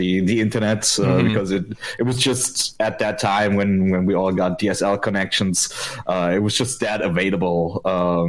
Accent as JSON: {"language": "English", "country": "Germany", "said": "I'm from Germany"}